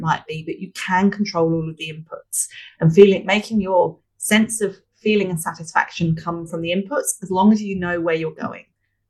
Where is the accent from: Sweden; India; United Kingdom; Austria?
United Kingdom; London; I'm from London originally, obviously we said earlier, so I use the analogy of flying from Sydney to London.